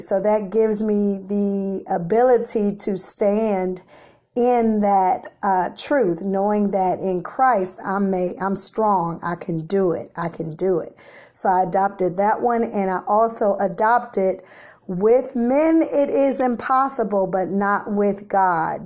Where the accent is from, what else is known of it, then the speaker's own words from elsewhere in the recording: Washington, District of Columbia, United States; Growing up in the South Side of Washington, D C, yes, the Chesapeake part of the city